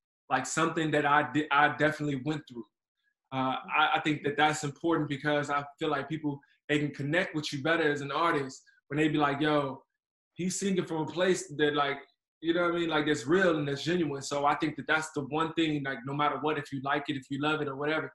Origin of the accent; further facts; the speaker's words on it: Chicago, Illinois, United States; also born or lived in Atlanta, Georgia; now in Los Angeles, United States; I'm originally from Chicago, Illinois. Right now, I live in LA.